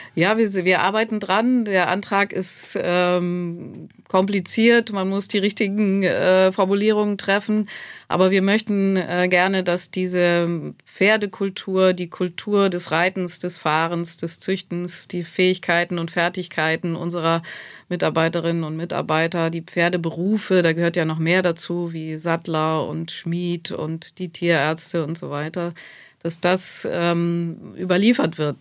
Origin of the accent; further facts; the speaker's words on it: Schleswig-Holstein, Germany; moved away as an adult; also born or lived in Hamburg / Lower Saxony / Westphalia / Baden-Württemberg; now in Marbach, Germany; Ich äh, bin in Schleswig-Holstein groß geworden dann und äh, habe in Niedersachsen studiert, war dann längere Zeit in Westfalen